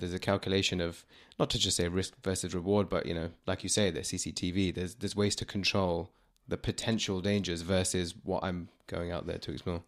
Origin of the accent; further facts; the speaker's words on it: London, United Kingdom; people like me that I know that were born here